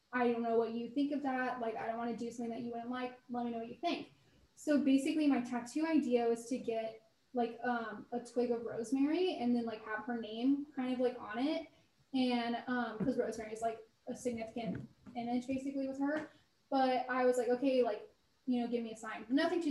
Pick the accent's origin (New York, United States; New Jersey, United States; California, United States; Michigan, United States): California, United States; the Bay Area; The Bay Area.